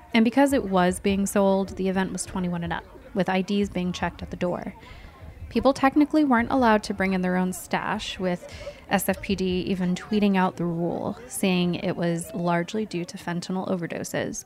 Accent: Utah, United States; also born or lived in San Francisco; I'm from Utah

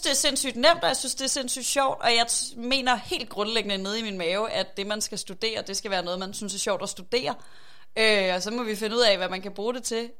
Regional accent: Aarhus, Central Denmark Region, Denmark; er jeg fra Aarhus, øh, og rigtig glad for Aarhus

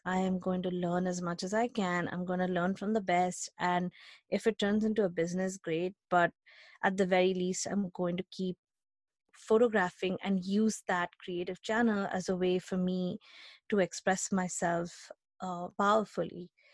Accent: India; moved away as an adult; now in United States; I grew up in India, uh, we've talked about it, I grew up in India

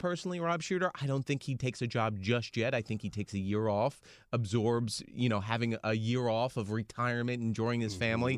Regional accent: United States; as an American

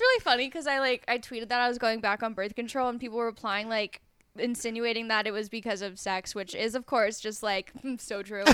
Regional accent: Colorado, United States; moved away; I grew up in Colorado

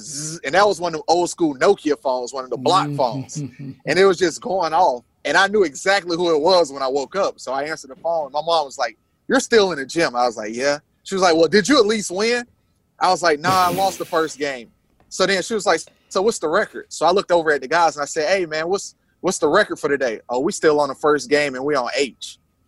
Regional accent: Rock Hill, South Carolina, United States; So I'm from Rock Hill, South Carolina.

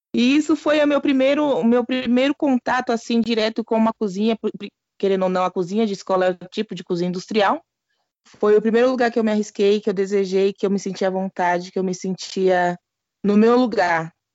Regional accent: São Paulo, Brazil; eu sou da quebrada

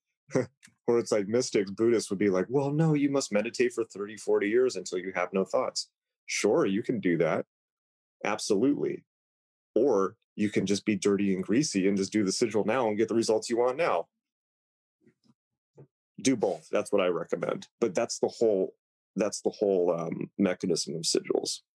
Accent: Italy; No, I'm from Italy.

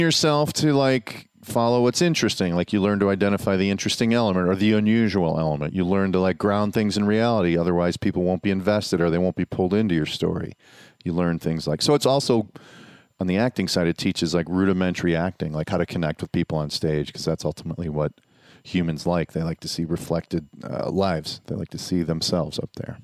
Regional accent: Chicago, Illinois, United States; I grew up on the South Side

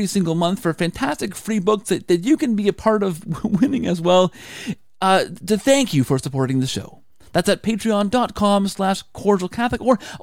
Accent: Canada; I'm Canadian

